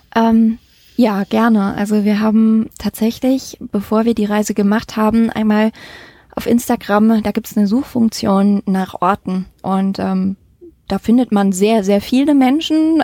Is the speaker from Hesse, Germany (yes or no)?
no; Mettmann, North Rhine-Westphalia, Germany; moved away; wir sind, äh, in meiner alten Heimat im, äh, Mettmann